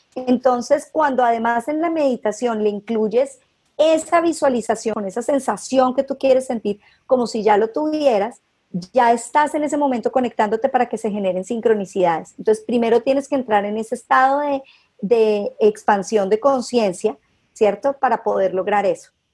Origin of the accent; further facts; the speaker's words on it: Cali, Valle del Cauca, Colombia; also born or lived in Bogotá; soy caleña